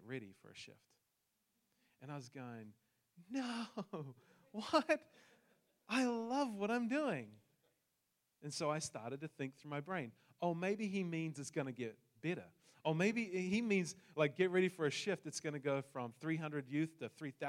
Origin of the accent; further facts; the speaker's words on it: New Zealand; moved away; I come from New Zealand, hence the accent